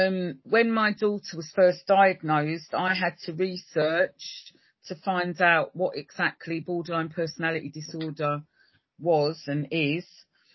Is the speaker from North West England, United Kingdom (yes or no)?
no; Brent, London, United Kingdom; I'm a carer from Brent, with a particular interest in personality disorders.